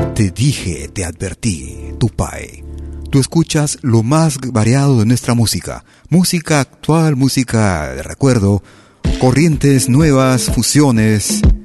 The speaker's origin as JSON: {"language": "Spanish", "country": "Peru", "moved": "yes", "lives_now": "Lausanne, Switzerland", "said": "que nos salieron desde, desde esas nuestras tierras"}